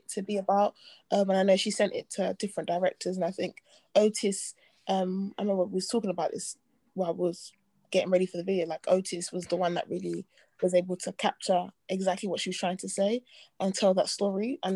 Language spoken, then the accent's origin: English; London, United Kingdom; also born or lived in Nigeria; we're both from Southeast.